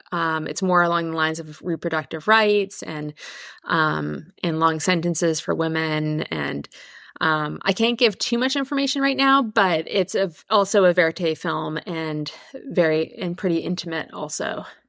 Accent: Victoria, British Columbia, Canada; I'm from Canada. I grew up on Victor- in Victoria on Vancouver Island

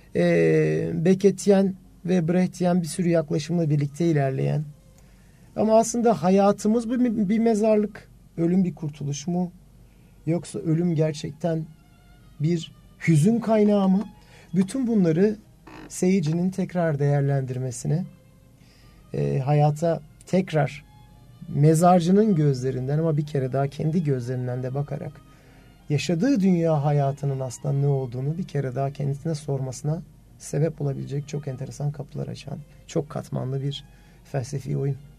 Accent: Turkey

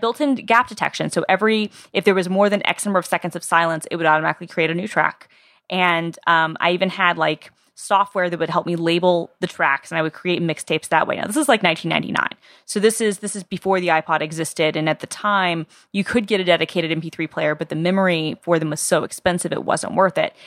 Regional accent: Atlanta, Georgia, United States; I'm from Atlanta, Georgia

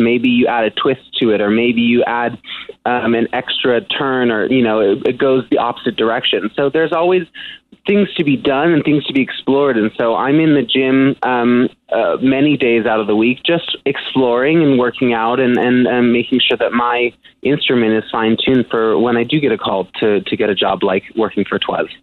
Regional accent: San Francisco, California, United States; in San Francisco, my hometown

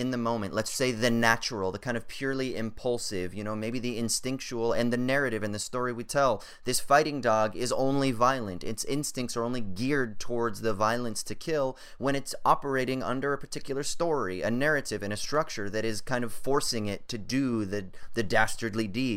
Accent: Southern California, United States; I grew up in Southern California where it was skate punk all the way.

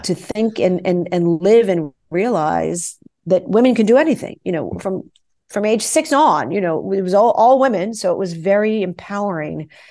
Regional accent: New York City, New York, United States; when I was a kid growing up in New York City, I danced with the New York City Ballet

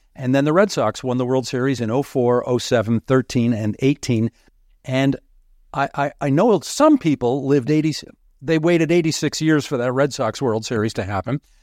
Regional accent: Southern Ontario, Canada; I had been born and raised in Southern Ontario

